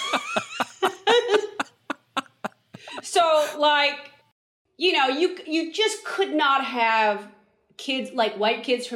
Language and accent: English; San Francisco, California, United States; we grew up in San Francisco